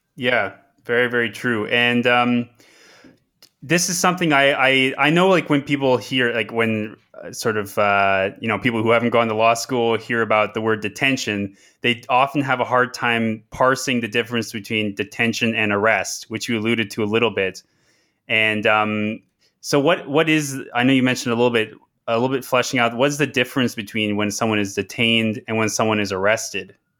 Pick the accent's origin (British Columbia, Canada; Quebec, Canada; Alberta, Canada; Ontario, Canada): Ontario, Canada; Toronto; moved away; also born or lived in Manitoba; I am currently at the University of Manitoba and I am also from Toronto